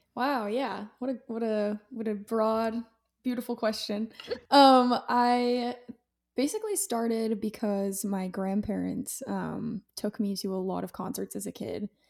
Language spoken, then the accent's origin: English; Utah, United States; I'm from Utah